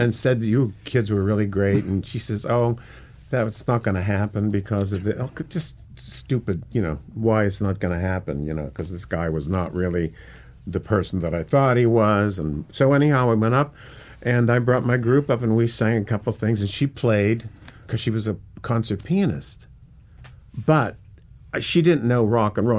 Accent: Pittsburgh, Pennsylvania, United States; also born or lived in London / Hollywood; now in New York City, United States; I'm from Pittsburgh

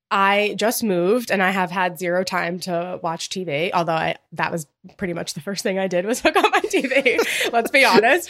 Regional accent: Long Island, New York, United States; I grew up on Long Island, I'm close to Fire Island, not far

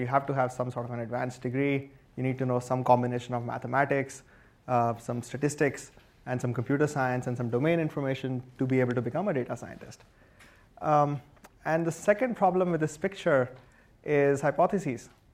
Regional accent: India; moved away as an adult; now in United States; I grew up in India and I was an electrical engineer there

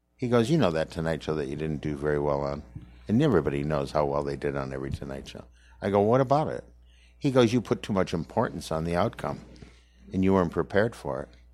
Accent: Saint Paul, Minnesota, United States; moved away; I'm from Minnesota

